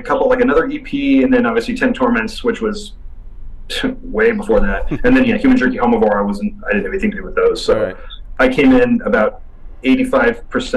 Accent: Central Illinois, United States; moved away as an adult; also born or lived in Chicago, Illinois; I'm from Central Illinois

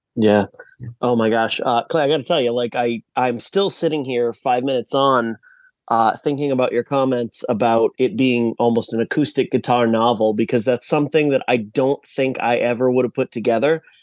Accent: Massachusetts, United States; I was born and raised in Massachusetts

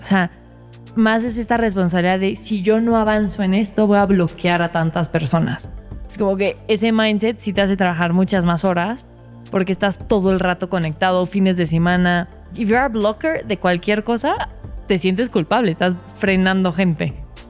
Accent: Mexico; soy mexicana

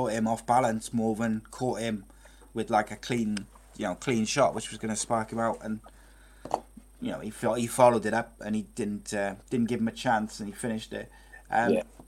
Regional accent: Welsh, Wales, United Kingdom

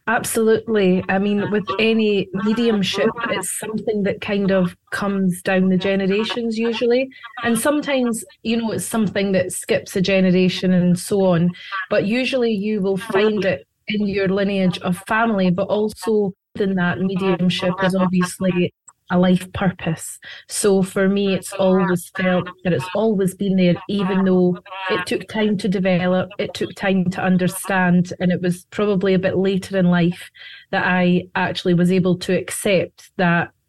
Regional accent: Scotland, United Kingdom; now in United States; Yes, I am. Yes, as you can hear by my accent.

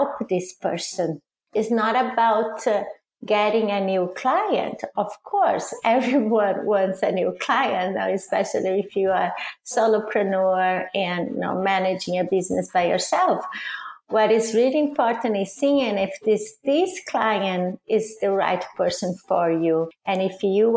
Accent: Brazil; English is a second language; moved away as an adult; also born or lived in Italy; now in United States; I'm originally from Brazil, and I moved to Italy after I got married

